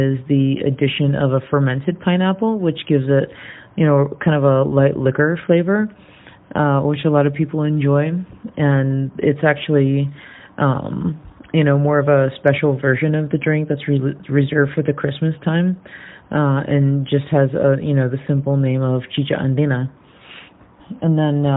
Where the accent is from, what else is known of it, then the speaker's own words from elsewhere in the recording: Venezuela; Venezuela, my home country